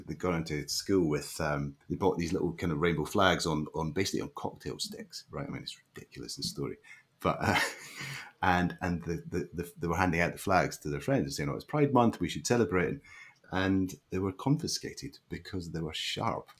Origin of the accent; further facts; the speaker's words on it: Leven, Scotland, United Kingdom; also born or lived in St Andrews; I grew up in a little uh, a little mining town on the east coast of Scotland called Leven